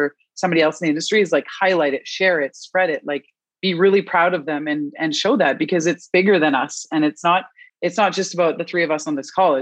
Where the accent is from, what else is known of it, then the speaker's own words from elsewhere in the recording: Canada; I am Canadian.